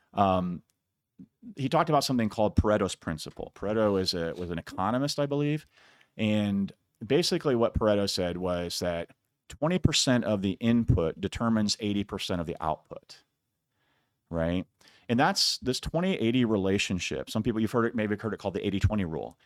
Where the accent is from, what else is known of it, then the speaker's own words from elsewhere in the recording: Iowa, United States; I'm from Iowa, a lot of wrestlers